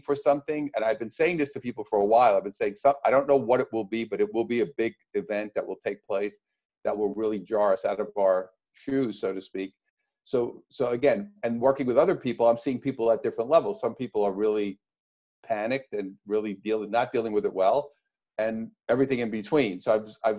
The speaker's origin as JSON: {"language": "English", "region": "New York", "country": "United States", "moved": "yes", "lives_now": "Orange County, United States", "said": "I'm from New York originally, and now I live up the road from you here in Orange County."}